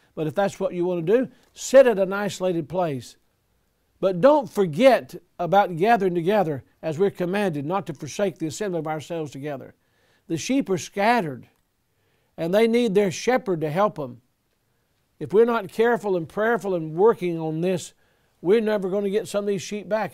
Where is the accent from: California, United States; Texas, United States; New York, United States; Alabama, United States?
Alabama, United States; Selma; I was born in Selma, Alabama